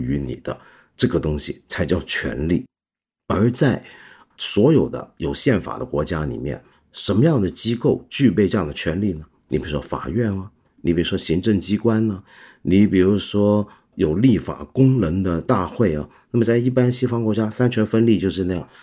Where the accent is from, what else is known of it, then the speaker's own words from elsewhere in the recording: China; 这是我们中国人，也许是，呃，传统农业社会当中很常见的一种姿态